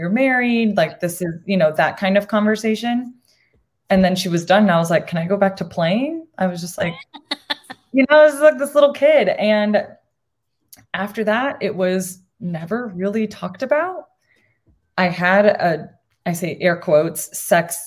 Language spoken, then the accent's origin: English; Arizona, United States; also born or lived in Puerto Rico; I am Boricua. I was born in Puerto Rico. And I moved to Arizona when I was really little. So I moved here when I was 3.